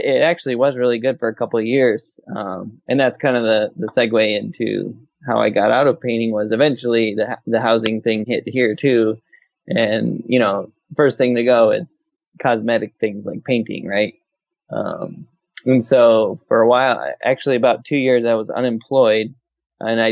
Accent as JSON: {"language": "English", "region": "Minnesota", "country": "United States", "tie": "born or raised there", "moved": "as an adult", "lives_now": "North Carolina, United States", "said": "I grew up in Minnesota"}